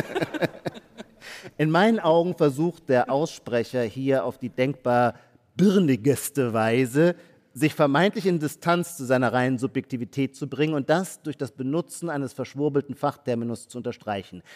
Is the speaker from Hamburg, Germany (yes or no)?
no; Baden-Württemberg, Germany; Ich komme auch aus Baden-Württemberg.